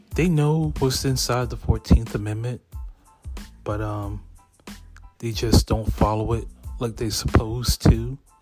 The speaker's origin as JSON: {"language": "English", "town": "Lexington Park", "region": "Maryland", "country": "United States", "tie": "born or raised there", "also_born_or_lived": "Hampton, Virginia", "said": "I grew up in Lexington Park, Maryland."}